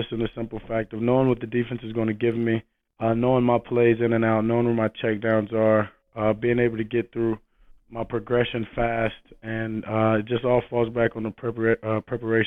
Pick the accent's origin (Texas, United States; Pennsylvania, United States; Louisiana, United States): Louisiana, United States; Shreveport; Growing up in Shreveport, Louisiana